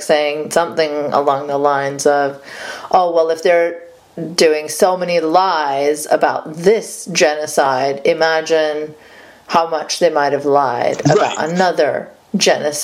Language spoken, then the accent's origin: English; Saudi Arabia; moved away; growing up in Saudi Arabia